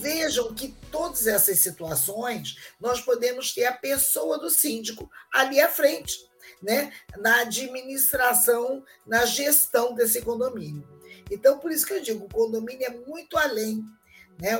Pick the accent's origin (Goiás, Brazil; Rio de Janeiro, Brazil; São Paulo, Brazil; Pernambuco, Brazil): Rio de Janeiro, Brazil; eu sou do Rio de Janeiro